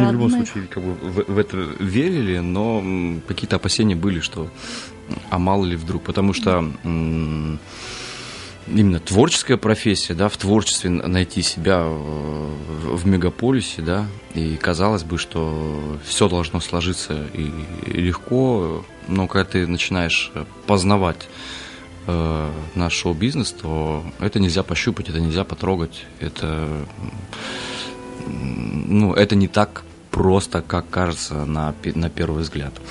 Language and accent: Russian; Kazakhstan; born there; я повторюсь, да, я родился в, в Казахстане.